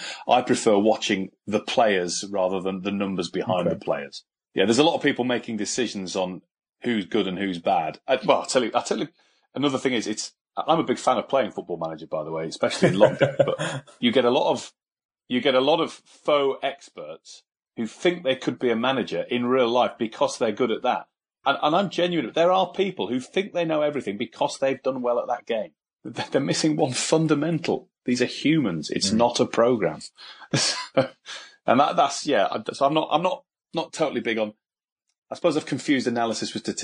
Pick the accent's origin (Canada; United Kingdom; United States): United Kingdom; York, Yorkshire and the Humber; York and my hometown team, the team I support